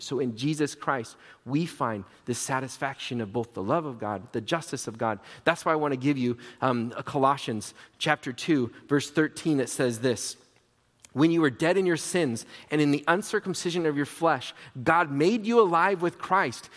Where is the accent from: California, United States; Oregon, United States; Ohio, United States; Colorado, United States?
Oregon, United States; Portland; I grew up in Portland